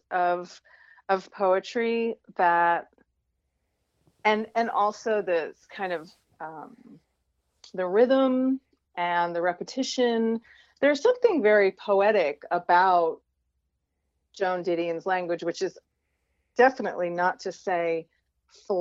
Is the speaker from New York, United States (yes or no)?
yes; Westchester County, New York, United States; I grew up in Westchester County outside of Manhattan